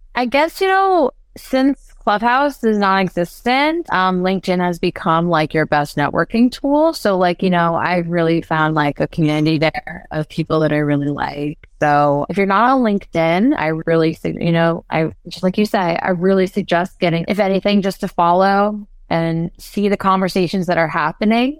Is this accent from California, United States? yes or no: yes; California, United States; moved away; I come from California